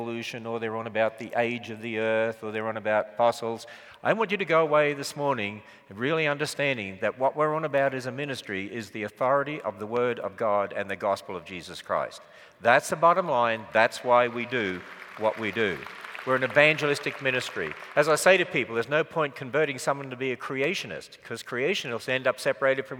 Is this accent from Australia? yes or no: yes; Australia; accent: Australian; I was from Australia